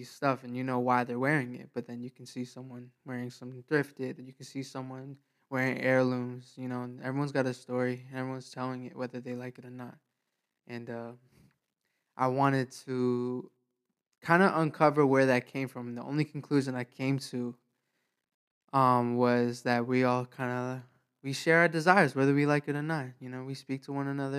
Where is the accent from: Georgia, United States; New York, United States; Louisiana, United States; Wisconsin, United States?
New York, United States; now in Florida, United States; I'm originally from New York. I moved out to Florida